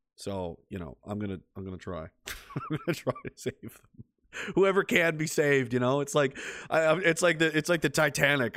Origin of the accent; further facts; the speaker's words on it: Pictou, Nova Scotia, Canada; I'm from Pictou